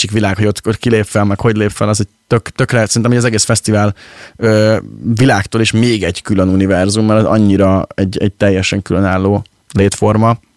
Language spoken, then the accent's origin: Hungarian; Pécs, Baranya, Hungary; moved away as an adult; now in Budapest, Hungary; mi, mi, mi pécsi gyerekek vagyunk, és, és az örökre így is lesz